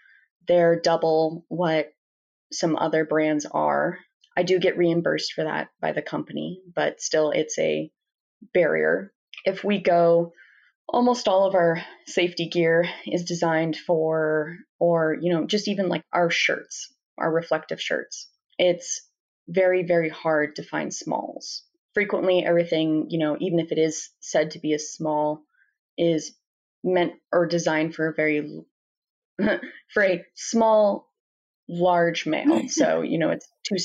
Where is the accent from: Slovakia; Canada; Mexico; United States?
United States; Washington; now in Montana, United States; I'm not from Montana, I'm from Washington